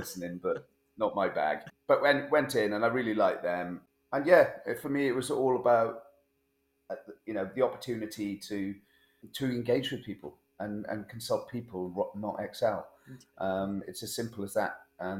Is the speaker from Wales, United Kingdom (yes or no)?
yes; Blaenau, Wales, United Kingdom; also born or lived in London; I grew up in Blaenau in South Wales. We'd both living in London.